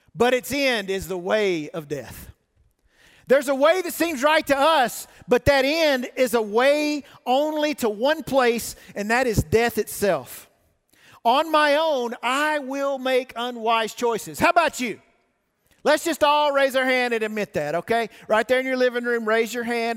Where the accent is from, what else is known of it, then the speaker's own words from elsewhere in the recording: the South, United States; moved away; I grew up in the South